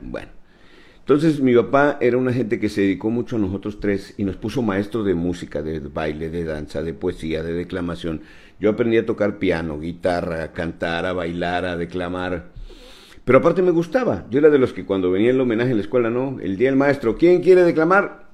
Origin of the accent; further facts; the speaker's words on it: Tabasco, Mexico; todos somos tabasqueños